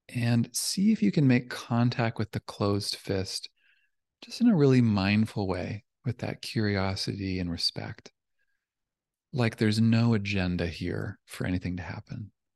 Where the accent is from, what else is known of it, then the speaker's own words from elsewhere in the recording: Canada; now in California, United States; I'm from Canada, but I'm down here in California